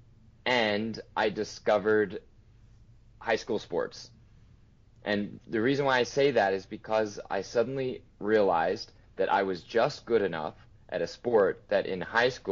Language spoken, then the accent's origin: English; Oklahoma City, Oklahoma, United States; I'm from Oklahoma City, Oklahoma